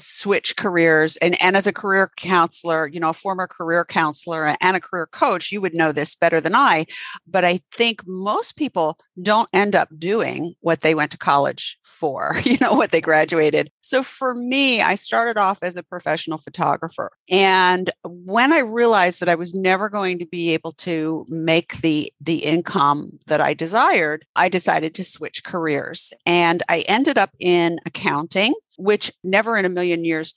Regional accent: New Jersey, United States; moved away as an adult; now in Central North Carolina, United States; I was raised in New Jersey

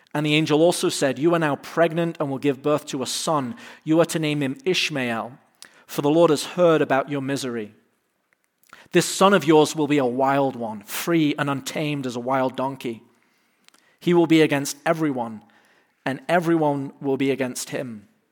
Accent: England, United Kingdom; now in United States; I'm from England

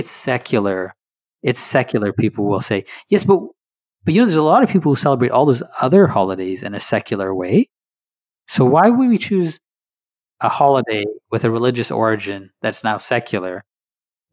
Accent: Canada

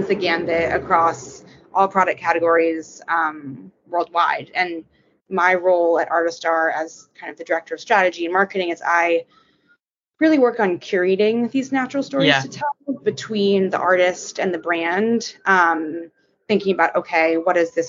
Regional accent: New York City, New York, United States; I was born and raised in New York City, still living here

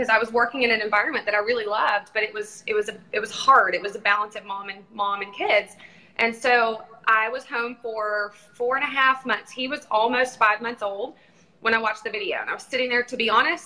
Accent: Texas, United States; now in Tulsa, United States; I'm from Texas

